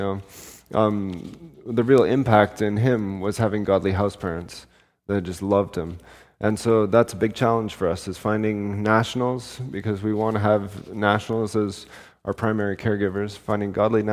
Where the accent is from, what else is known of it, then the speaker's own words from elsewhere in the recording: Canada; we're from Canada, but we came back to Canada a couple months ago.